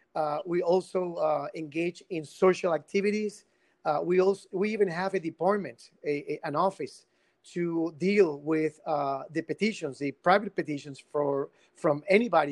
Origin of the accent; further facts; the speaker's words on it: Guayama, Puerto Rico; I come from Guayama. I, I was born uh, born and raised in Guayama.